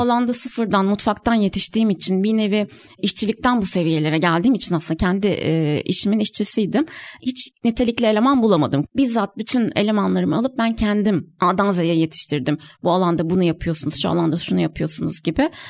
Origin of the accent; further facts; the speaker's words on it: Kahramanmaraş, Turkey; moved away; Ben aslen de Kahramanmaraşlıyım. Ailem de depremi orada geçirdi